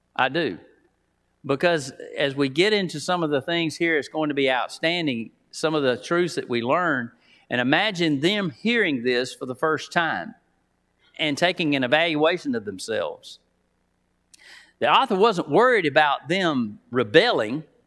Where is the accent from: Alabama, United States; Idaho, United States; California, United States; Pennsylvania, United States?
Alabama, United States; Titus; now in Wetumpka, United States; Now I live in Wetumpka. Uh, I'm from Titus, so I'm a country boy